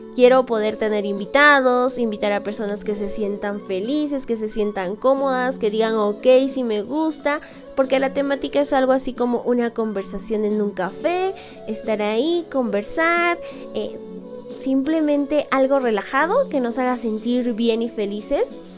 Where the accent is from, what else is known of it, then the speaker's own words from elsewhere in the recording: Peru; soy peruana de nacimiento y amante de mi cultura